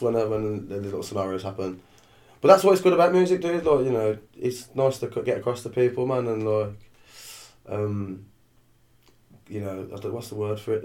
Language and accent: English; Birmingham, West Midlands, United Kingdom; we grew up in Shardend, the dark, dark streets of Shardend